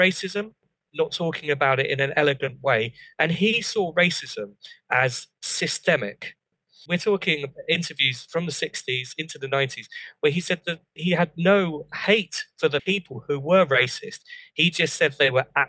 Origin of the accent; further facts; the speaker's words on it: a market town in Bedfordshire, East of England, United Kingdom; where I grew up in Market Town in Bedfordshire